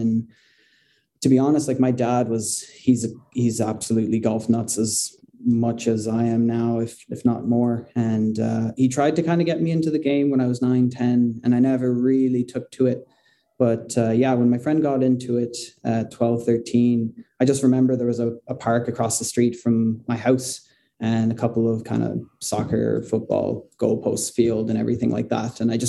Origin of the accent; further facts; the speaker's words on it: Canada; moved away as an adult; now in Ireland; No, actually, I grew up in Canada. I've been living in Ireland now for about the past 6 years.